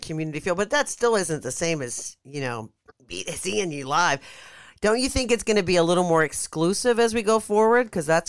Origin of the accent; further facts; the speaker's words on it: Pittsburgh, Pennsylvania, United States; Now, Detroit is not as beautiful. I mean, I'm from Pittsburgh, so I know it gets cold.